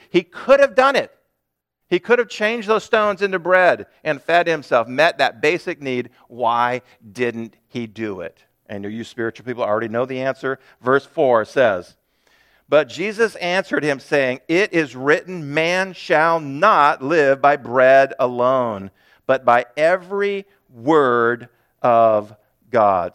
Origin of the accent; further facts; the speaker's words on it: United States; as modern American Christians